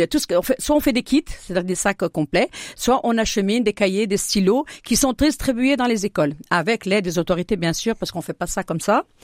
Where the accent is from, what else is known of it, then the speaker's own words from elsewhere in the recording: Fès-Meknès, Morocco; now in Châlons-en-Champagne, France; association porte le nom de Bouiblane puisque cette montagne-là, je suis née au pied de, cette montagne. Je suis originaire de Bouiblane.